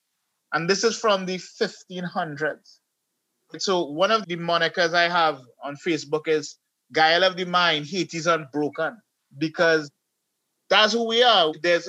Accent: Trinidad & Tobago; also born or lived in United States; I remember I was from America and I came back to Trinidad and I was 6 years old

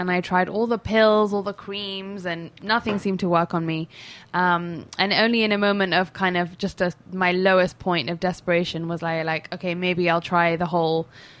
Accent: London, United Kingdom; London as well. England.

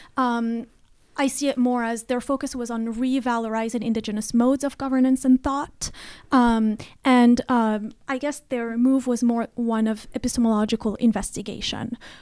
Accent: Rabat, Rabat-Salé-Kénitra, Morocco; moved away as an adult; now in United States; I was, uh, born and raised in Morocco, uh, in Rabat particularly

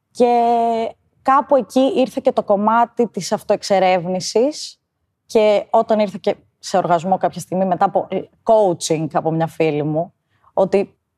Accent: Karditsa, Thessaly, Greece; moved away as an adult; now in Athens, Greece; είμαι 32 χρονών. Μεγάλωσα στην Καρδίτσα, σπούδασα στη Θεσσαλονίκη και ζω στην Αθήνα τα τελευταία 8 χρόνια

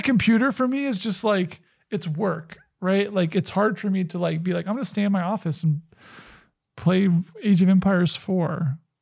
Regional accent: the South, United States; I grew up in the South

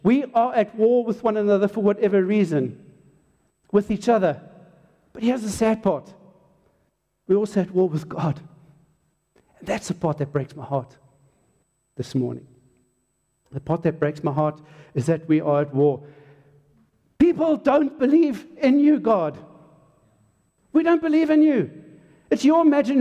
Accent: Hartbeespoort, North West, South Africa; first language English; also born or lived in Durban, South Africa; I was born in Durban and we came up to the farm from being a suburban kind of dude, and we came up to a place called Hakpoort. And I went to Hakpoort Selaar School as a little soti, as an English-speaking South African

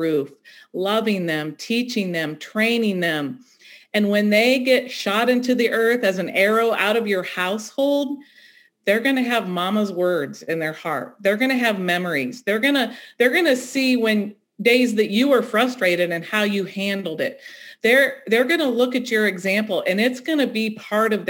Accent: Ohio, United States; moved away as an adult; now in North Carolina, United States; I grew up in Ohio

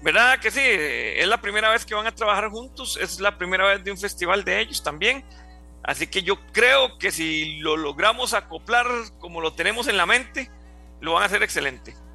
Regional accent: Juan Viñas, Cartago, Costa Rica; yo soy de Juan Viñas, de Cartago

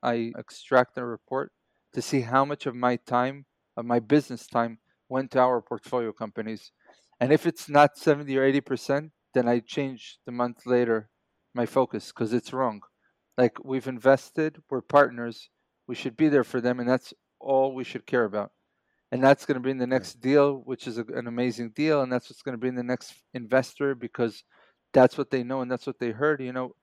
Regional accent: Israel; also born or lived in New York, United States / Kibbutz Grofit, Israel; I was born and raised here in Israel, then moved to New York for a few years, family reasons, and then moved back

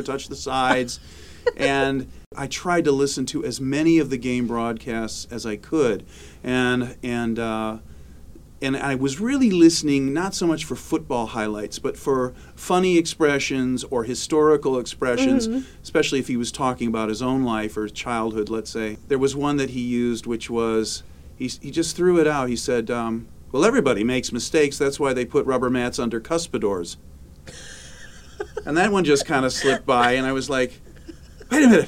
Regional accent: Ann Arbor, Michigan, United States; I grew up in Ann Arbor

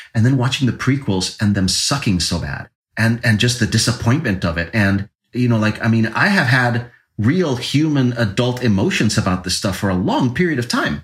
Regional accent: Puerto Rico; when I was a kid growing up in Puerto Rico

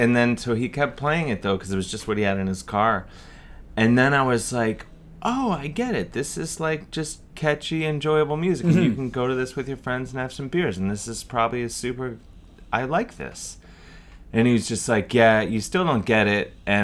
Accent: Cleveland, Ohio, United States; But growing up in Cleveland, I they would come through town and they would play, you know, to a few hundred people.

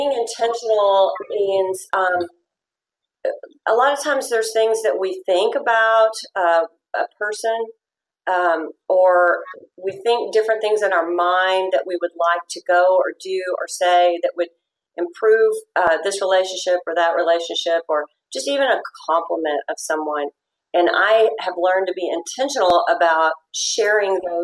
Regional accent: Fort Worth, Texas, United States; I was born and raised in Fort Worth

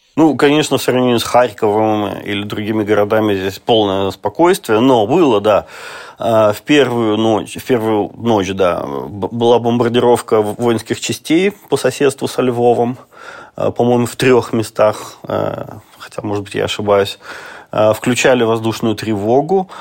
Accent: Russia; now in Lviv, Ukraine; я вот из России

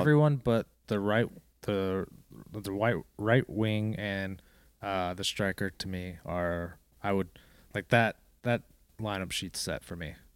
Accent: Fort Lauderdale, Florida, United States; moved away; I'm from Florida, South Florida, Fort Lauderdale

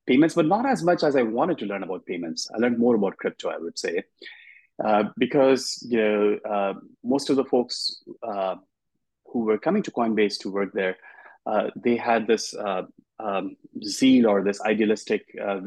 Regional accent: Dhanbad, Jharkhand, India; moved away as an adult; now in United States; I grew up in a small town in India, in the eastern half of India. It's a coal mining town called Dhanbad.

